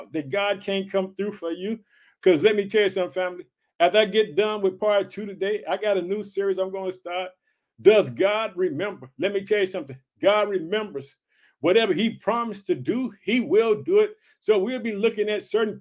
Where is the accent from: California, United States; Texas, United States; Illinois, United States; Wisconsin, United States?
Illinois, United States; also born or lived in Chicago, Illinois; the state of Illinois, which is my home state. I reside in the city of Chicago, Illinois